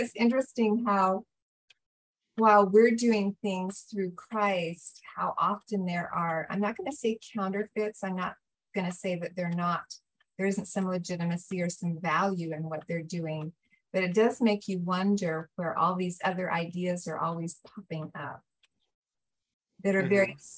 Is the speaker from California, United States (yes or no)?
yes; California, United States; I come from California